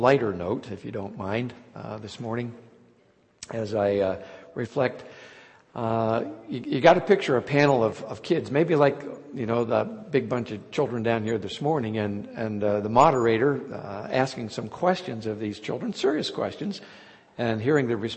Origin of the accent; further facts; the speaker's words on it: Hughesville, Pennsylvania, United States; I grew up in Lycoming County, east of Williamsport, just outside the little town of Hughesville